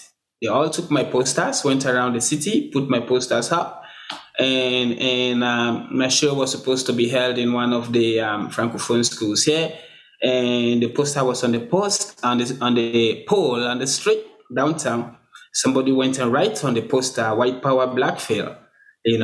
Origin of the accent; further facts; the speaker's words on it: Sierra Leone; Even since day one, I come from Sierra Leone. It doesn't matter where I am, whether I'm the only black person here.